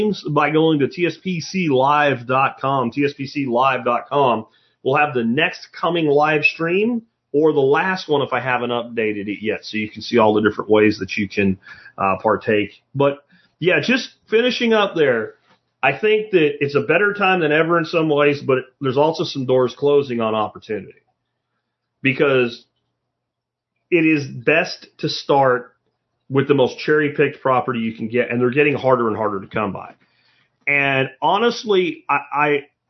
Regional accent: Pottsville, Pennsylvania, United States; moved away; where I grew up in Pottsville, Pennsylvania

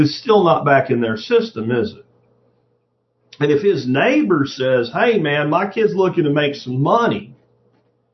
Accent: Jacksonville, Florida, United States; I grew up in Jacksonville, Florida in the 80s

